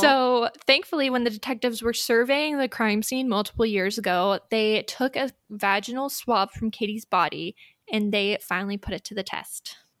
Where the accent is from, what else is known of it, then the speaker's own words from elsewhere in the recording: United States; as an American